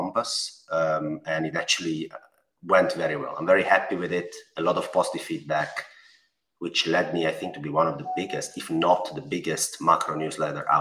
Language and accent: English; Italy; accent: Italian; English is a second language; I'm Italian. I mean, my accent